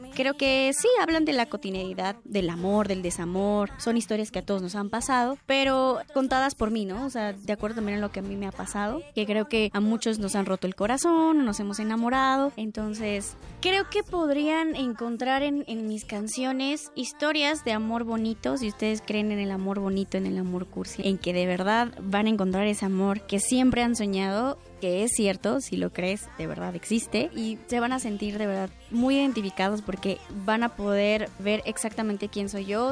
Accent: Chiapas, Mexico; moved away as an adult; now in Mexico City, Mexico; Yo soy una compositora, cantautora, soy de Chiapas.

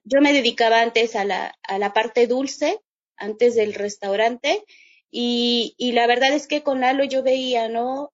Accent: Chiapas, Mexico; regresarme a Chiapas y, y decidir poner el restaurante

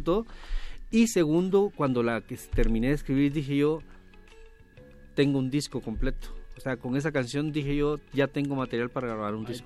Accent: Guatemala; Desde Guatemala, nací en Guatemala

